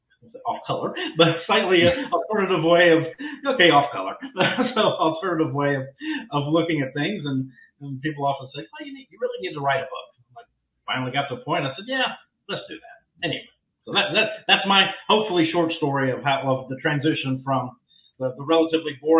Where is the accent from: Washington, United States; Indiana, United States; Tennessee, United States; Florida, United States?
Tennessee, United States; Memphis; moved away as an adult; now in Texas, United States; born and raised in Memphis, Tennessee, married there, wound up moving to Texas in 1994